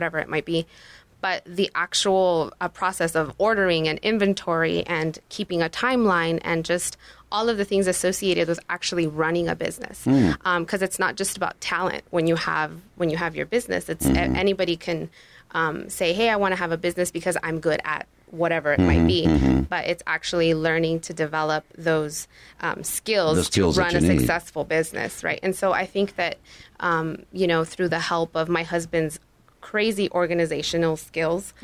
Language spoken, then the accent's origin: English; Mexico; first language Spanish; English is a second language; now in Tucson, United States; I was born in Mexico, and my first language was Spanish